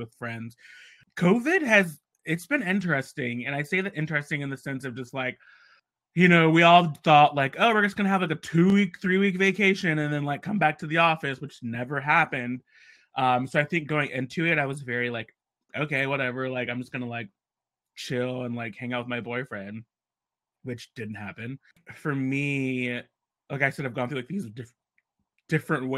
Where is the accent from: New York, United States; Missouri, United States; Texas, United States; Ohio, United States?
Ohio, United States; moved away; I went home to Ohio. I was supposed to be gone for a month and a half to stay with my family